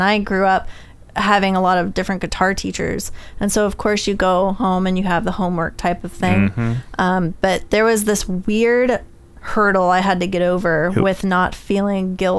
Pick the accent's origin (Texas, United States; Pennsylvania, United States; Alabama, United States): Texas, United States; Houston; when I was transitioning from moving up here to go to college, because I moved up here from the Houston area.